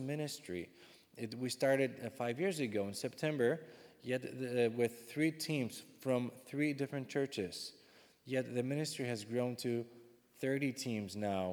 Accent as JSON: {"language": "English", "country": "Czechia", "second_language": "English", "moved": "as an adult", "lives_now": "Ukraine", "said": "I'm actually not an American. I am from the Czech Republic, but I speak some English"}